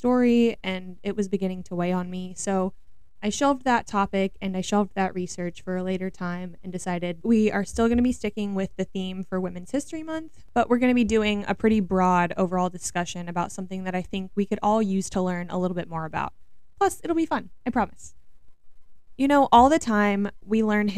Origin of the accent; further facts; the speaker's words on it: Missouri, United States; I am from Missouri.